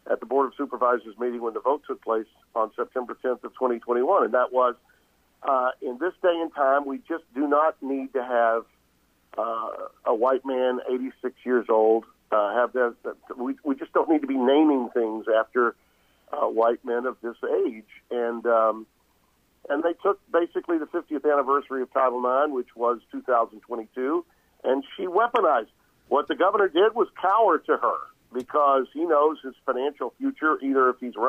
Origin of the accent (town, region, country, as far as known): Louisiana, United States; born or raised there